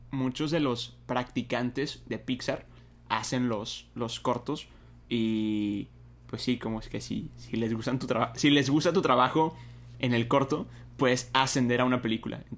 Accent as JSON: {"language": "Spanish", "town": "Monterrey", "region": "Nuevo León", "country": "Mexico", "said": "Soy de Monterrey, más aviso."}